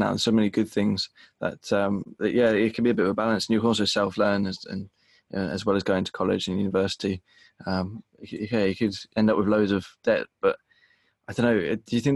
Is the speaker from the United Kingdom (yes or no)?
yes; United Kingdom; Just outside London